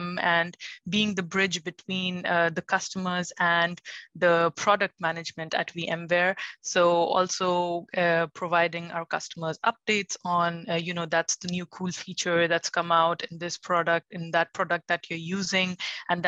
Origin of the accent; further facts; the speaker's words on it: India; moved away as an adult; now in Germany; So basically, I'm born and brought up in India, and all my education has been there.